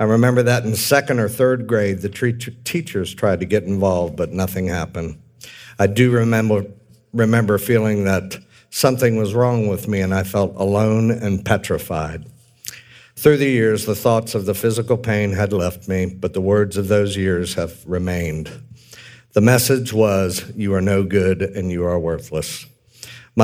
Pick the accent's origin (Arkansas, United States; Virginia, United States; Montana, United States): Virginia, United States; Manassas; also born or lived in Washington, D.C.; I was born in Washington, D.C. in 1965 and grew up most of my years in Manassas, Virginia.